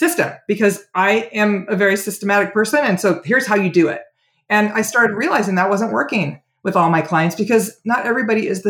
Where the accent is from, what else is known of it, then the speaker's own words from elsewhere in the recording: Oregon, United States; moved away; also born or lived in California / Walla Walla, Washington / Portland, Oregon; I was born in California. Most Californians moved to Oregon in the late 60s, and my family did too. And I grew up in Oregon